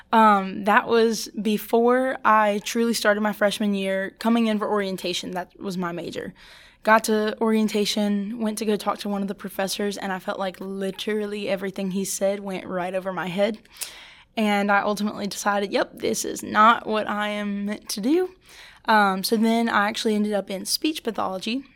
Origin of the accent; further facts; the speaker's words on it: St. Francisville, Louisiana, United States; I'm actually from Saint Francisville, Louisiana